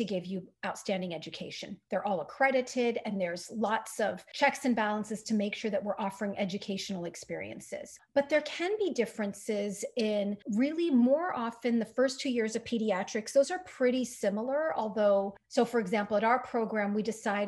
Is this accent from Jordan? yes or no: yes; Jordan; moved away as an adult; I'm from Jordan